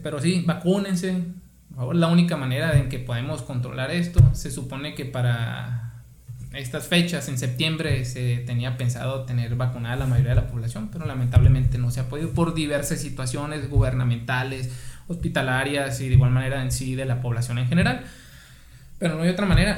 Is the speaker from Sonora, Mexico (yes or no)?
yes; Guaymas, Sonora, Mexico; soy originario de aquí de Guaymas